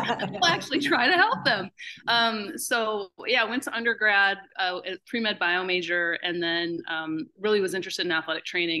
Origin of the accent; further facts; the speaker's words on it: Upper Peninsula, Michigan, United States; I'm from the Upper Peninsula, Michigan. That's a thing, right? If you don't know about it, I'm a Youper, and that's a thing. And so I grew up playing outside